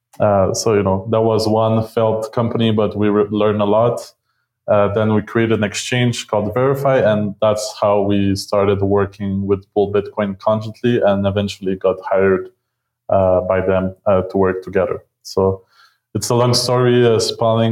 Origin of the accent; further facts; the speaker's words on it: Montreal, Quebec, Canada; moved away as an adult; now in Mexico; I'm originally from Montreal